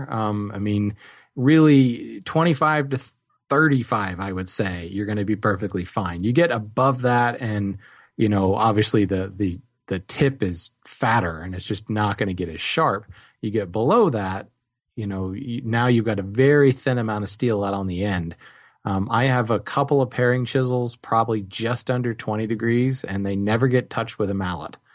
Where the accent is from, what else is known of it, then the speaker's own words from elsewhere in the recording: New Jersey, United States; now in Colorado, United States; when I moved to Colorado from New Jersey